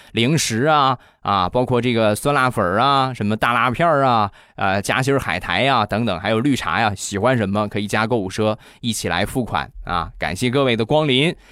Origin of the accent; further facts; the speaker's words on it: Rizhao, Shandong, China; 朕开心日照绿茶，郑宗元产地的好茶，我们家乡的特产